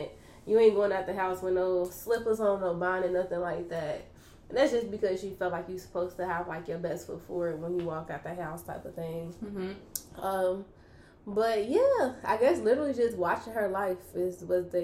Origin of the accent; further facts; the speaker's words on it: Kentucky, United States; I grew up in Kentucky